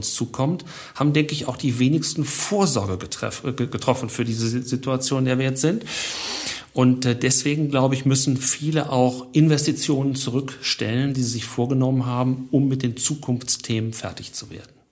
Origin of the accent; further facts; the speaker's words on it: Dortmund, North Rhine-Westphalia, Germany; born there; aber als gebürtiger Dortmunder muss ich einfach bei den Schwarz-Gelben bleiben, habe aber auch ganz viel Sympathie für den VfL